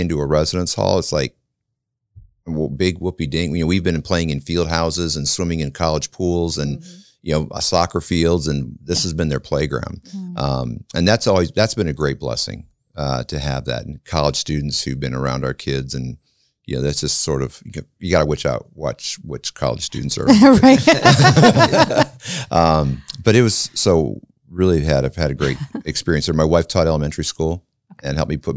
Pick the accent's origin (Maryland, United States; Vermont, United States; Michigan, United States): Michigan, United States; Flint; moved away as an adult; also born or lived in Kansas; now in Marion, United States; I was raised in Flint, Michigan